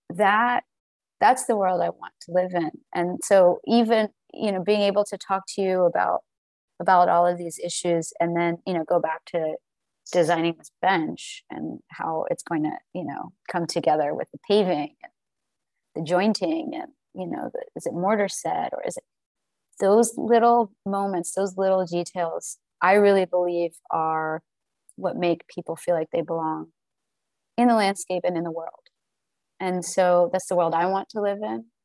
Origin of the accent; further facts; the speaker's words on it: Southern United States, United States; as a Southerner, as a Black woman, as uh, you know, a person that grew up without means, as a person that is a child of immigrants